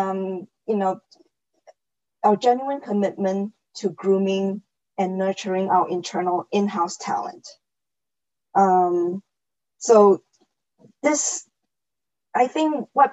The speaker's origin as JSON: {"language": "English", "country": "Singapore", "moved": "as an adult", "lives_now": "Los Angeles, United States", "said": "Originally, I'm actually from Singapore, and I came out to the U.S. for college, and then just fell in love and stayed on."}